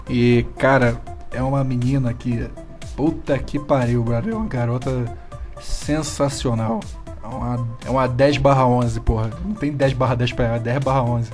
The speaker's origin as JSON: {"language": "Portuguese", "region": "Rio de Janeiro", "country": "Brazil", "moved": "as an adult", "lives_now": "São Paulo, Brazil", "said": "eu mudei pra São Paulo ainda há pouco também. Eu era do Rio de Janeiro."}